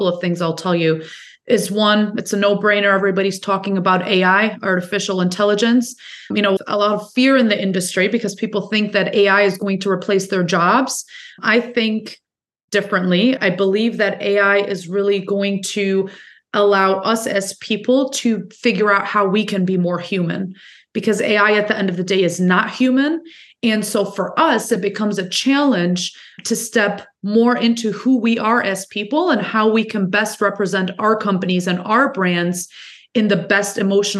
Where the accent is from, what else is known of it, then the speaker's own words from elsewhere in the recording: Germany; now in Detroit, United States; I was born and raised in Germany